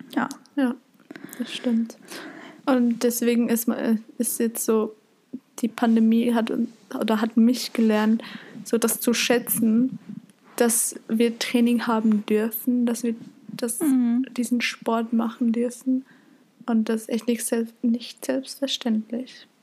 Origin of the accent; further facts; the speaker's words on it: Zurich, Switzerland; bei uns in Zürich